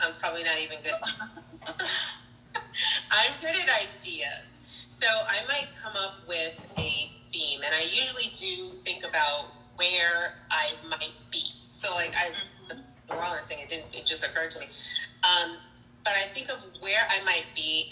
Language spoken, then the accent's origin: English; New York City, New York, United States; I grew up in New York City